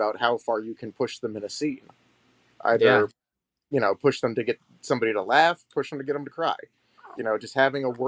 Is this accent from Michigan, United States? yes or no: yes; Detroit, Michigan, United States; I'm from Detroit, the Midwest, and I was born in the 80s. And so growing up in the 90s as a child, you know, I wanted to be an actor, but it's Hollywood, you know, and you're living in the thumb of Michigan